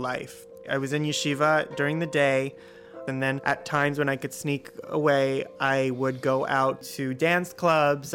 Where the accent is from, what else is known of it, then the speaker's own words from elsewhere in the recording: New York City, New York, United States; I am from Kew Garden Hills, Queens, which is a completely Orthodox neighborhood